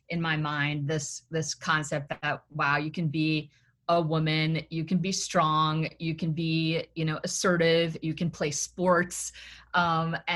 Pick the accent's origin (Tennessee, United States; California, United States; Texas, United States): Tennessee, United States; also born or lived in Massachusetts; I was born in Massachusetts, and then my family moved down to Tennessee, and I would say.